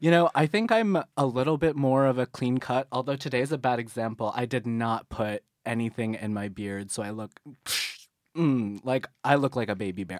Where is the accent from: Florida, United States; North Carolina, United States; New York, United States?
North Carolina, United States; Waxhaw; moved away; I'm from the wonderful, sometimes backwater town of Waxhaw, North Carolina.